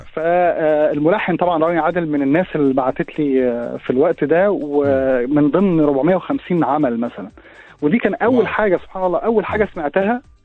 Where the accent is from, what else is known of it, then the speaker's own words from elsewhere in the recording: Alexandria, Alexandria Governorate, Egypt; عشت آه. حياه اه اسكندراني وعشت فيها كل احلى ايام حياتي